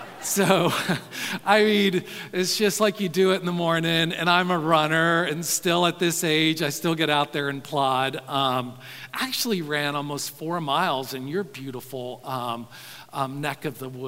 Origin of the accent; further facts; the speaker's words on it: the South, United States; growing up in the South